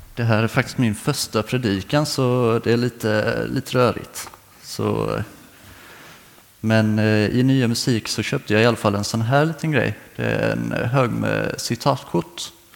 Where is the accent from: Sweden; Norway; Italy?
Sweden; Karlskrona, Blekinge; moved away as an adult; Jag kommer egentligen från eh, Karlskrona men nu i hösten så kände jag att det var dags att flytta, så då kom jag hit